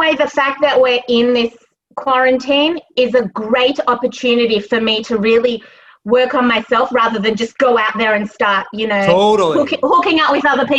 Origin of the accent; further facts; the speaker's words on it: Australia; moved away as an adult; now in New York, United States; I came all the way from Australia and moved my life to New York. And five years is not enough for me to be ready to leave.